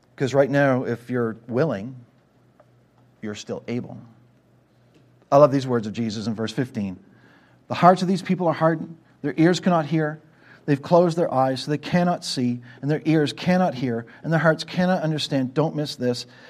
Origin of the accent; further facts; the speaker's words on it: Canada; moved away; I grew up in Canada